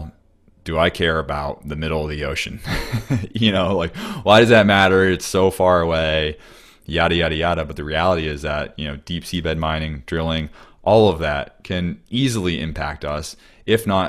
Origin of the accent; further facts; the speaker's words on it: United States; as an American